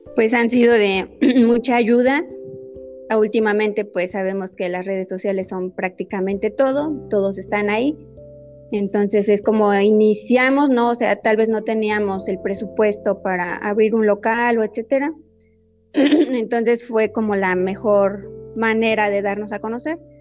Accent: Ixmiquilpan, Hidalgo, Mexico; soy originaria de Ixmiquilpan, de la comunidad de San Nicolás.

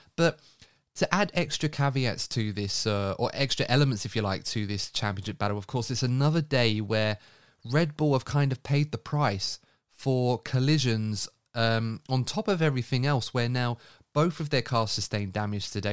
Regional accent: United Kingdom; a British fan

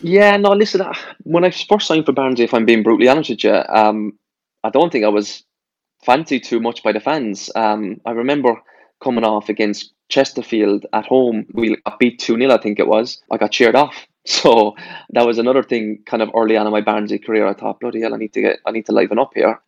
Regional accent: Ireland; moved away; also born or lived in Ipswich / Plymouth

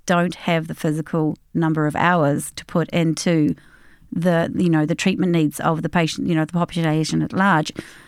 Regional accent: Australia; moved away as an adult; now in Ireland; We came from Australia. I came via the UK, got myself registered with the General Dental Council in London

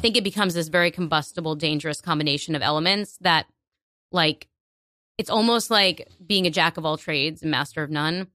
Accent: New York, United States; I was born here, and, like, I can't deny that. But I identify as a New Yorker first

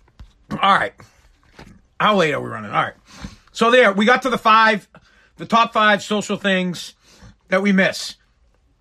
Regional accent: Woburn, Massachusetts, United States; I'm from Woburn, Mass. It's where I went to high school. My family lives in Woburn

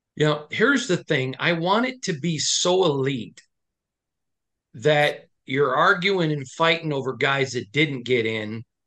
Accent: Michigan, United States; I'm from Michigan

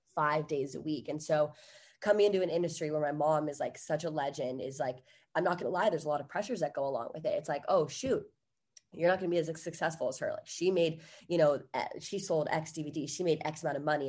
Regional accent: Virginia, United States; now in Los Angeles, United States; I'm from Virginia originally

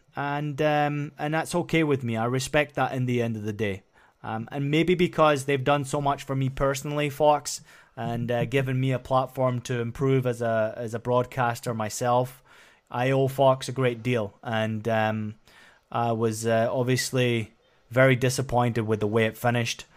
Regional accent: Scotland, United Kingdom; moved away; where I grew up in Scotland

